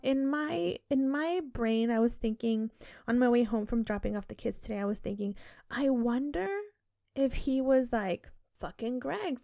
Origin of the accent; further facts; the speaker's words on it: United Kingdom; I keep saying bins, it's just, I'm so British.